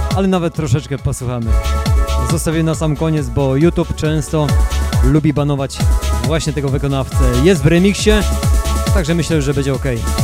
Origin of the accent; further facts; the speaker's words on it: Greater Poland, Poland; ja jestem dokładnie, dokładnie z Wielkopolski.